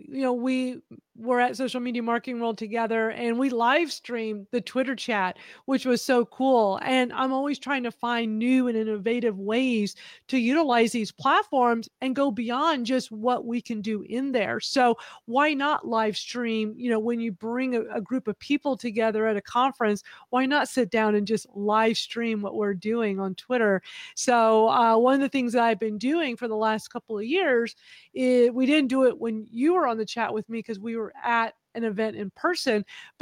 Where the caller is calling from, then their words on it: Houston, Texas, United States; I'm in Houston, Texas.